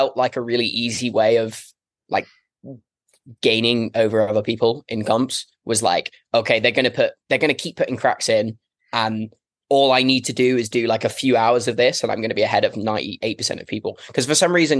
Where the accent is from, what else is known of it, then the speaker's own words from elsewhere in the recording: Devon, South West England, United Kingdom; I'm from Devon